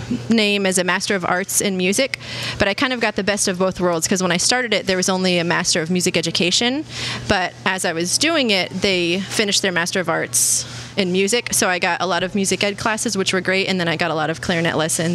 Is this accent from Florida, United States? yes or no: yes; Vero Beach, Florida, United States; I was born in Vero Beach, and I live there now.